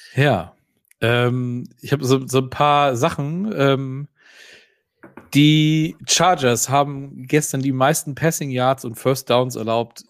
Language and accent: German; Northern Germany, Germany; hier bei uns im Norden